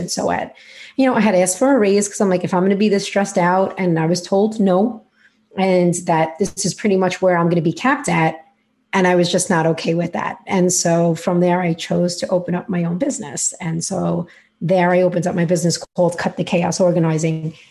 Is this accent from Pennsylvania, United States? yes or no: no; New York City, New York, United States; accent: New York; if you cannot hear already from my accent or are wondering where it's from, I am in New York and in Brooklyn